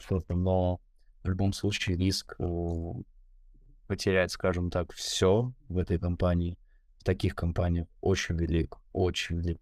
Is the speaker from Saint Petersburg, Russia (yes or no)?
no; Moscow, Russia; московское воспитание